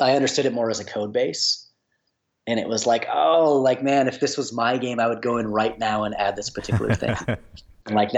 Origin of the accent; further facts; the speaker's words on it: Minneapolis, Minnesota, United States; I'm from the Minneapolis area, Minnesota